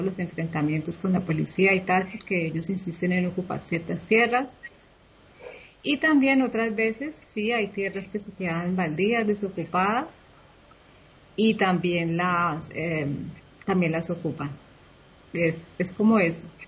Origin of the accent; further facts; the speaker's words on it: Colombia; now in Spain; mi país